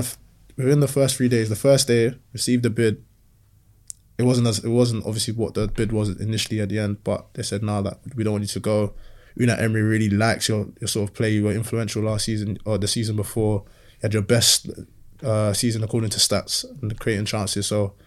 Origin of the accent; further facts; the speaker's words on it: Nigeria; now in England; I'm stingy, you know, I'm proper Nigerian, stingy with data.